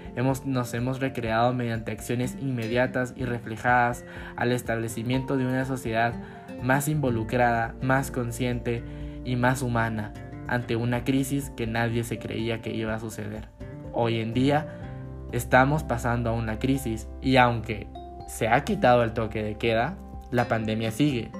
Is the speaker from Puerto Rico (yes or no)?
no; Guatemala; como guatemaltecos debemos unirnos